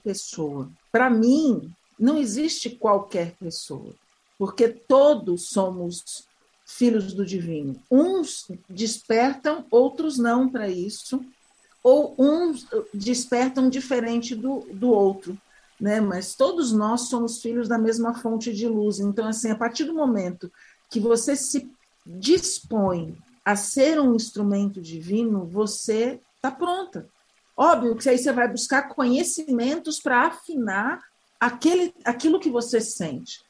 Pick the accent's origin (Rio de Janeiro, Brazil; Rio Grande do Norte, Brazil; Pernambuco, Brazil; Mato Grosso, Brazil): Mato Grosso, Brazil; Pantanal of; nasci há 56 anos é, no Pantanal Mato Grossense, no extremo oeste do Pantanal